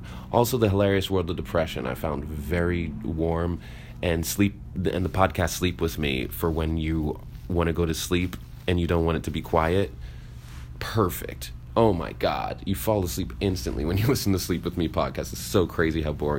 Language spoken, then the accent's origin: English; New York City, New York, United States; I'm black and I'm from Brooklyn